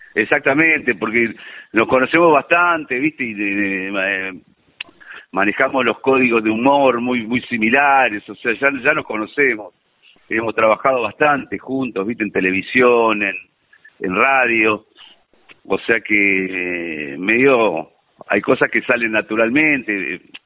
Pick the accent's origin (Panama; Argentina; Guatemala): Argentina; Buenos Aires; Yo nací en Belgrano, de, en Capital. Mm. Eh, soy de Belgrano